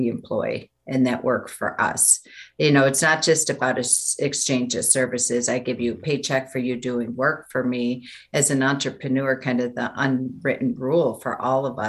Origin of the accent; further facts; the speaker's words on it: Buffalo, New York, United States; moved away as an adult; now in Denver, United States; Nobody ever left my hometown of Buffalo, New York